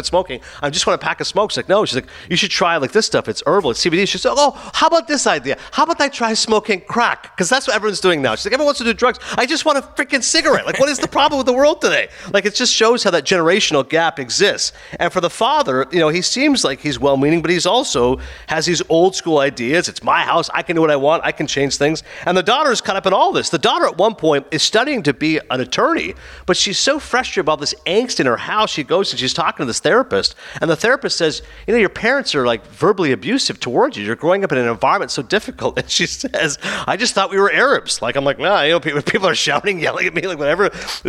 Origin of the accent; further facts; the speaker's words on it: New Jersey, United States; It's this little show about an Egyptian family growing up in North Jersey. It's how I grew up.